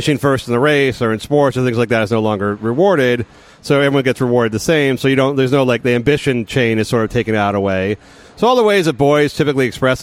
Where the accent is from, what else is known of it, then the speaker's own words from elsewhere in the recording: San Francisco Bay Area, California, United States; I grew up in the San Francisco Bay Area